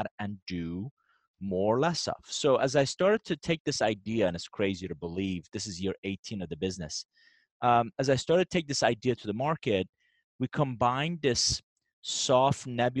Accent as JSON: {"language": "English", "country": "Iran", "tie": "born or raised there", "second_language": "English", "moved": "yes", "lives_now": "United States", "said": "I'm actually originally from Iran. I came to the U.S. in 1981 with a suitcase, $100."}